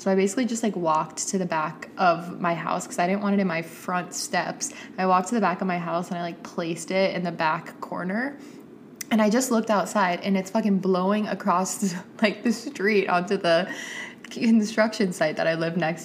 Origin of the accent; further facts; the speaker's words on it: Atlanta, Georgia, United States; my hometown friends from Atlanta